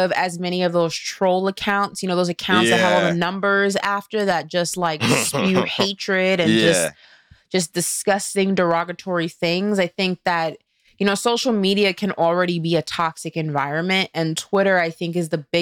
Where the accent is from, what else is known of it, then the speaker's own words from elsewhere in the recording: New York, United States; I grew up in New York